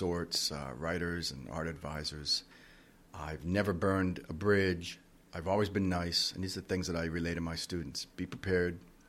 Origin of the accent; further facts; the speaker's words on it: Puerto Rico; Okay, so I grew up in Puerto Rico. We had a swimming pool, and it was really there that I began to examine my surroundings.